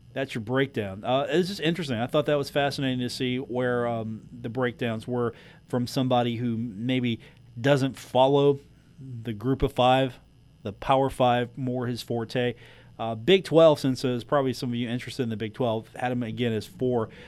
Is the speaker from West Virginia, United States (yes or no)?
yes; Huntington, West Virginia, United States; as a kid growing up in Huntington, it was always a Marshall basketball town